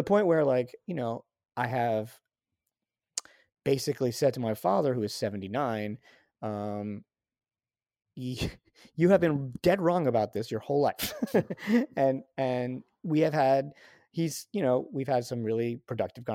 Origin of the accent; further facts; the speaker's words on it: New Rochelle, New York, United States; I grew up liberal Jewish in Westchester County.